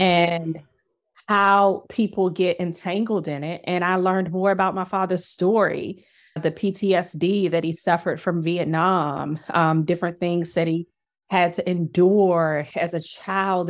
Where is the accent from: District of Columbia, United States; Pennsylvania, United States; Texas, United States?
District of Columbia, United States; Washington; I grew up in Washington, D C during the eighties and the nineties